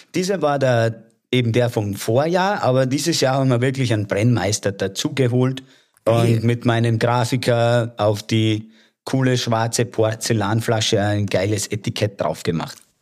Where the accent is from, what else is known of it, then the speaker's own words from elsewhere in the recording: Lower Austria, Austria; moved away as an adult; also born or lived in Wiener Neustadt; now in Salzburg, Austria; ich bin gebürtiger Niederösterreicher und bin aufgewachsen 100 Kilometer südlich von Wien